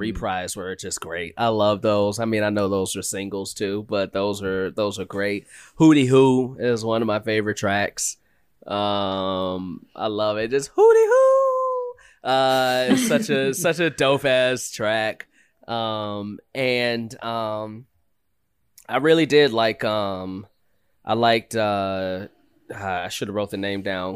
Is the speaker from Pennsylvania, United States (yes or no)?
no; Chicago, Illinois, United States; growing up in Chicago